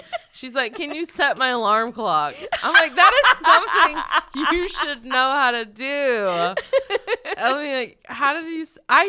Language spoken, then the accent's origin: English; North Carolina, United States; Like, North Carolina.